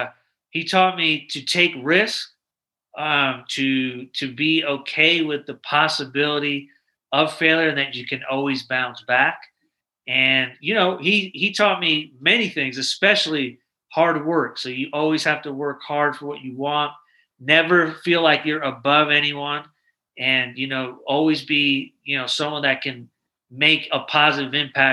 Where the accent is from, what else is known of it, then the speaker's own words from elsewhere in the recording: Manhattan, New York, United States; also born or lived in Syracuse; I'm a military brat. My father was in the military. We moved around a little bit, and I'm actually originally from New York. I was born in Manhattan, and then I lived in upstate New York for a while, kind of like in the Syracuse area.